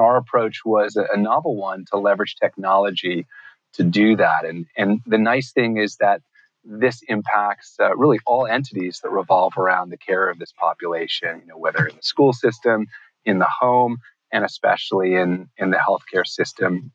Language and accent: English; New York City, New York, United States; growing up in New York City